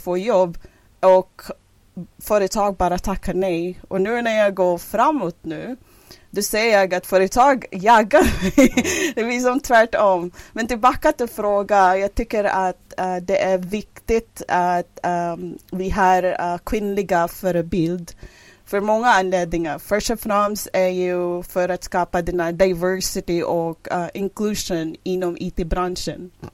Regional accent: Philippines; first language English and Filipino; Swedish is a second language; moved away as an adult; now in Hudiksvall, Sweden; jag som kom ursprungligen från Filippinerna och flyttade från Värmland till, till Sverige elva år sedan

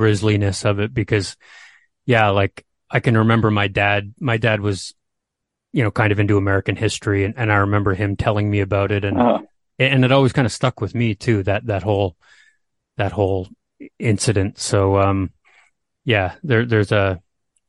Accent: Canada; being a Canadian here

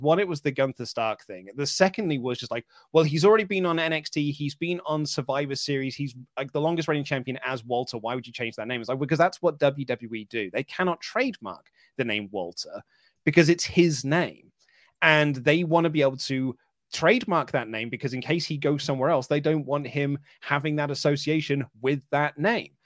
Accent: United Kingdom; I'm British

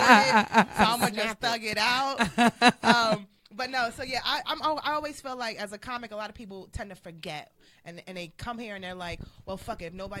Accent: Brooklyn, New York, United States; I'm from Brooklyn.

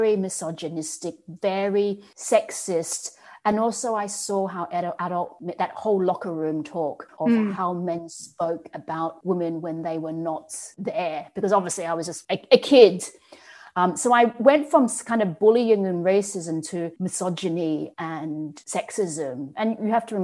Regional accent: Australia; I grew up in Australia in an all-white background

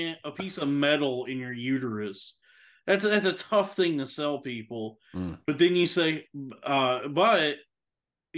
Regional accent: Texas, United States; growing up in Texas

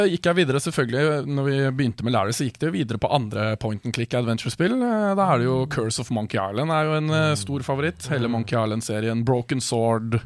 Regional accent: Årnes, Akershus, Norway; also born or lived in Kongsvinger / Skarnes; når jeg begynte i eh, fjerde klasse, så flytta vi til Årnes

